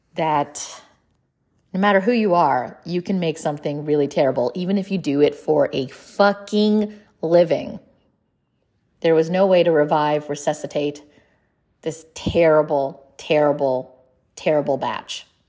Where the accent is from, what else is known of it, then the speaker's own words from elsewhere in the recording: India; I'm Indian